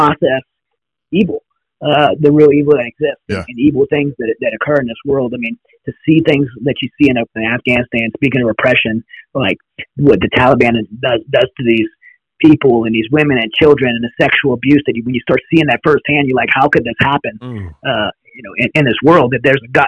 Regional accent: United States; we're American people

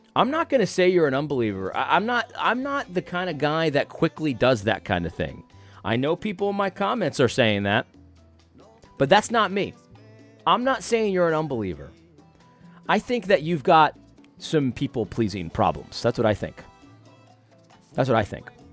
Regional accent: Connecticut, United States; I grew up in Connecticut

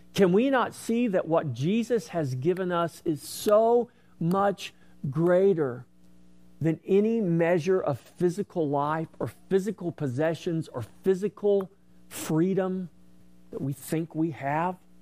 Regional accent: United States; as an American

